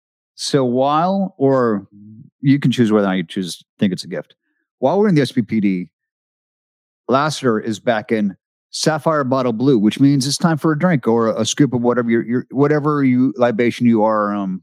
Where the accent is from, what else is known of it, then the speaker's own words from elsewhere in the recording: Seattle, Washington, United States; moved away; And Medicine Ball shot in Seattle. My hometown.